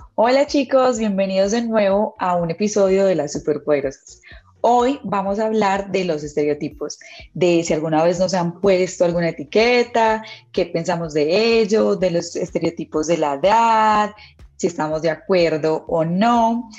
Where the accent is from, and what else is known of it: Colombia